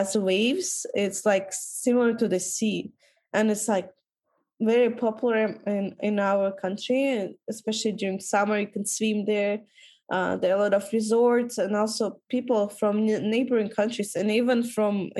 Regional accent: Kyrgyzstan; our country is quite cheap to travel

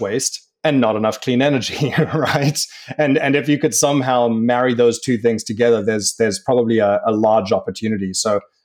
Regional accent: South Africa; I'm from South Africa

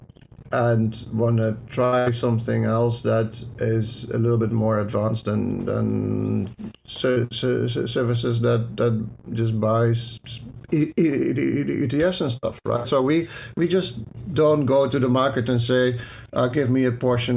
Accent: Netherlands; accent: Dutch; my Dutch accent

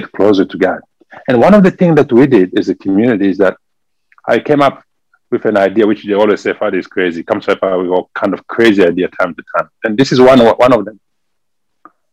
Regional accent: DR Congo; accent: French; English is a second language; moved away as an adult; now in San Antonio, United States; originally I'm from the Democratic Republic of Congo, from Africa. And this is where we speak French over there. That's why you can hear from my accent. I speak French.

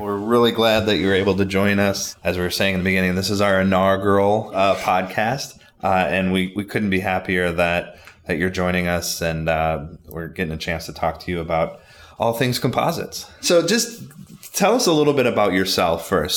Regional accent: Bay City, Saginaw, Midland area, Michigan, United States; I grew up in Bay City, Saginaw, Midland area

